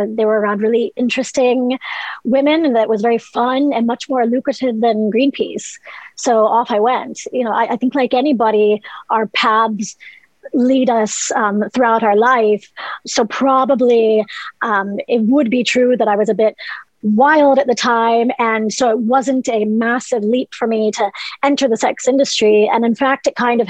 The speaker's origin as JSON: {"language": "English", "region": "Southern Ohio", "country": "United States", "also_born_or_lived": "New York", "moved": "yes", "lives_now": "Ireland", "said": "Southern Ohio originally, but I moved here from New York, where I'd been for about 10 years in 2008."}